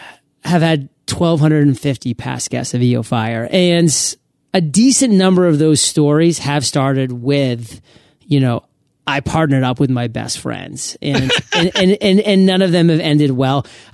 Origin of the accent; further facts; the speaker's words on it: Maine, United States; I was growing up in Southern Maine.